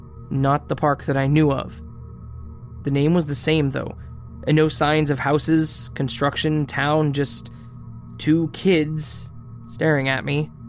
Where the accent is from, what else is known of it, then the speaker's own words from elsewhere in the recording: India; At this point, I would like to clarify that I'm from India, and back then, I still hadn't traveled to Europe